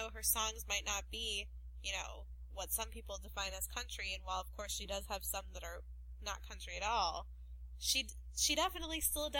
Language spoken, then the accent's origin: English; Chicago, Illinois, United States; I'm from Chicago